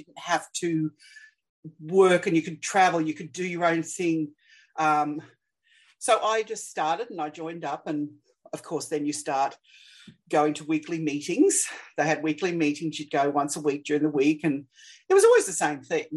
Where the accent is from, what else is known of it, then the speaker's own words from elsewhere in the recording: Australia; I'm Australian